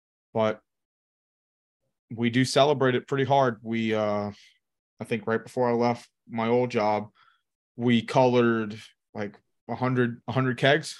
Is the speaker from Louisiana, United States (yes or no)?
yes; St. Bernard Parish, Louisiana, United States; so I grew up in St. Bernard Parish.